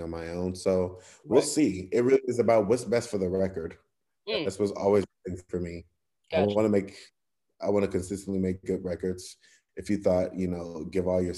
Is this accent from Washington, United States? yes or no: no; Cleveland, Ohio, United States; my hometown